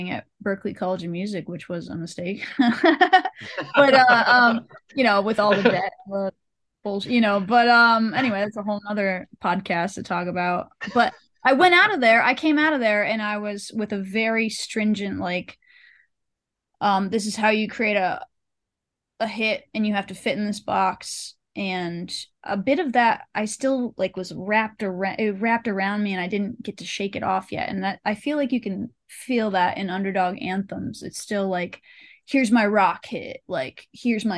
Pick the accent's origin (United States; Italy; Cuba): United States; Western Massachusetts; now in Nashville, United States; I came from Western Mass. I grew up, what a blessing to grow up in a small town.